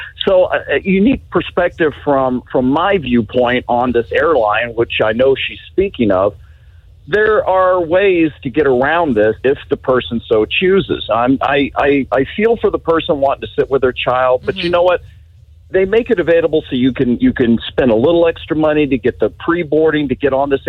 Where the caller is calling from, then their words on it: Winter Garden, Florida, United States; I'm from Winter Garden, Florida.